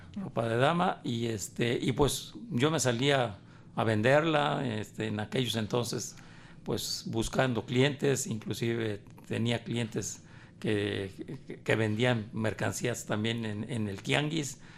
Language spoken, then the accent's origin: Spanish; Guadalajara, Jalisco, Mexico; also born or lived in Sayula; Yo llegué muy joven este, aquí, aquí a Guadalajara venía de, de soy nací en Sayula, a raíz de que mi padre fallece, yo, la familia nos tuvimos que radicar aquí, aquí, en, aquí en Guadalajara